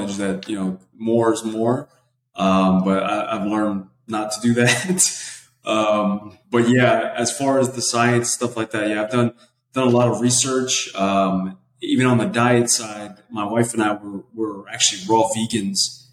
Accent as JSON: {"language": "English", "area": "the Bronx / Westchester County", "region": "New York", "country": "United States", "tie": "born or raised there", "also_born_or_lived": "Connecticut", "moved": "as an adult", "lives_now": "Texas, United States", "said": "I was born in the Bronx, and actually we both born in the Bronx. And then I lived in Westchester the second half of my life"}